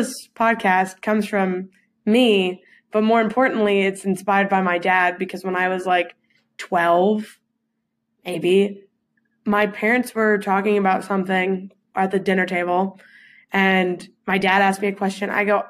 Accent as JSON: {"language": "English", "region": "Central Indiana", "country": "United States", "said": "I'm from Central Indiana."}